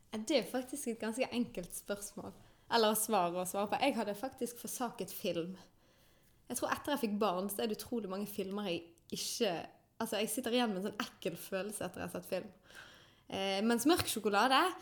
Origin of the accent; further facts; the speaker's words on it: Bergen, Vestland, Norway; er født og oppvokst i Åsane